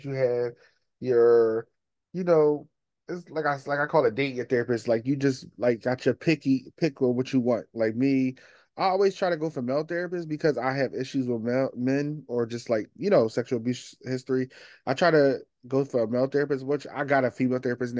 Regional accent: Philadelphia, Pennsylvania, United States; now in Delaware, United States; I'm from Philly, but I live

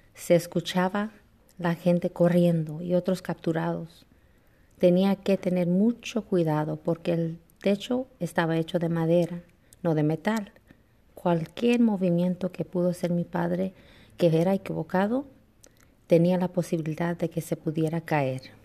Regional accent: United States; also born or lived in Mexico (parents); Yo me identifico como una chicana porque eso me dijeron. Fui nacida aquí, pero mis padres son de México

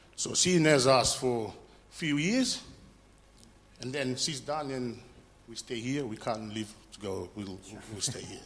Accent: Fiji; moved away; I'm from Fiji

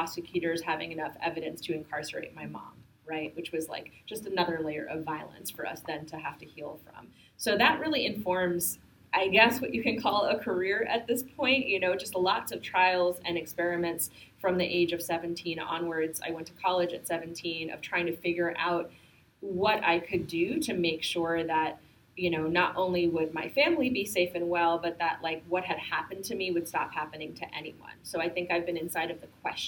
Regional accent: Bergenfield, New Jersey, United States; also born or lived in Jackson Heights, New York; I grew up in Jackson Heights a little bit and then from the age of four onwards in a very working class immigrant community in northern New Jersey, and so maybe 20 minutes across the George Washington Bridge in Bergenfield

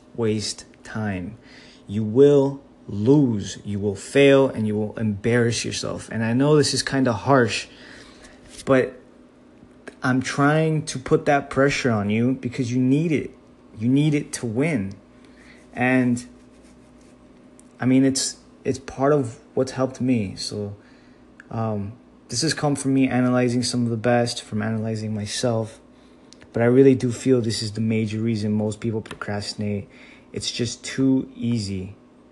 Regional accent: Miami, Florida, United States; growing up in Miami

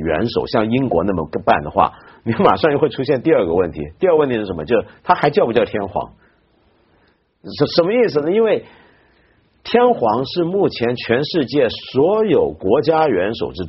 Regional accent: China; 我们中国人一般都觉得国王跟皇帝好像没什么分别

